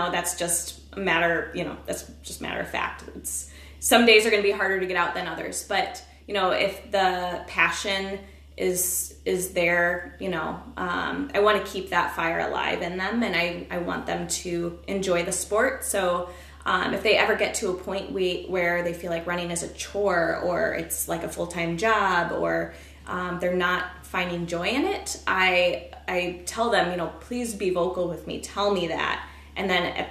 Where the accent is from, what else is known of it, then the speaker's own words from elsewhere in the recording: Peoria, Illinois, United States; I grew up in Peoria